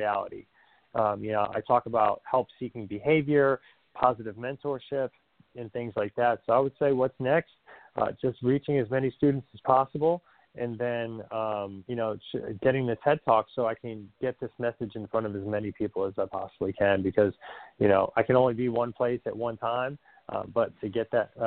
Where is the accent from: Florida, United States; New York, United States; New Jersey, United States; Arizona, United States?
New Jersey, United States; I'm an Italian from Jersey